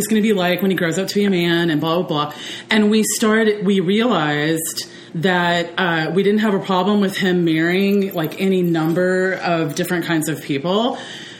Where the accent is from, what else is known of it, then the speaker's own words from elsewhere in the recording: the South, United States; also born or lived in Netherlands; I was raised in the South